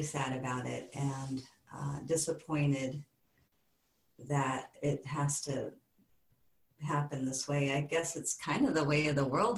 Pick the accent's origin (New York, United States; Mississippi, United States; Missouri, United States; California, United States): California, United States; Bay Area; moved away as an adult; also born or lived in Southern Oregon; now in Southern Humboldt, United States; I grew up in the Bay Area, you know, and I kind of left that my early 20s